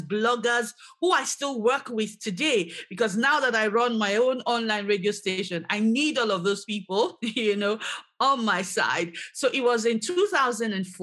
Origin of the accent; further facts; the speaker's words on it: Nigeria; now in Edinburgh, United Kingdom; back in Nigeria, my home country